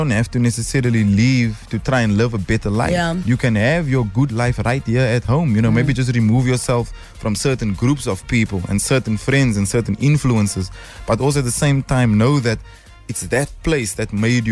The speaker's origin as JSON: {"language": "English", "town": "Cape Town", "region": "Western Cape", "country": "South Africa", "tie": "born or raised there", "said": "I'm from Cape Town"}